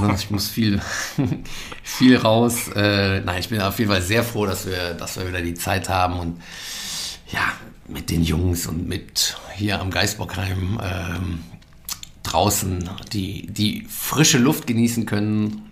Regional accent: Geldern, North Rhine-Westphalia, Germany; moved away as an adult; also born or lived in Neukirchen-Vluyn; now in Cologne, Germany; ich bin in Geldern geboren am Niederrhein ähm, und aufgewachsen, sehr idyllisch äh, in einem kleinen Dorf. Schapüsen nennt sich das.

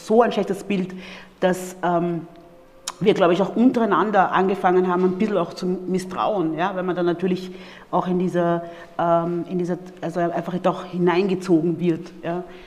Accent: Vienna, Austria; accent: Viennese; also born or lived in Democratic Republic of the Congo; ich bin ja hier in Wien groß geworden, ursprünglich aus der Demokratischen Republik Kongo geboren und äh, dann mit circa vier Jahren nach Wien gekommen

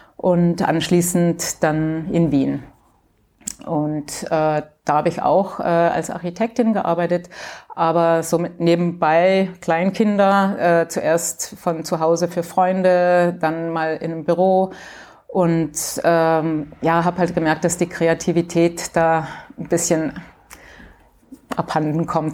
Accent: Canada; moved away as an adult; also born or lived in Graz, Austria / Bordeaux, France / Vienna, Austria / Germany; ich bin in Kanada aufgewachsen, deutsche Eltern, die sind ausgewandert

